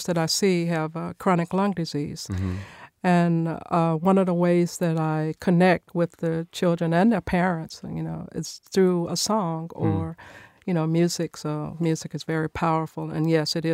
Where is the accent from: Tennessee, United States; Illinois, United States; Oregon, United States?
Tennessee, United States; Nashville; I was born and raised here in Nashville in a music family